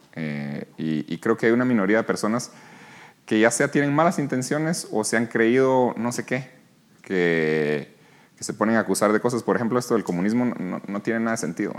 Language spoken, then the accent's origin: Spanish; Guatemala; moved away as an adult; also born or lived in New York, United States; aquí nací, aquí crecí, en Guatemala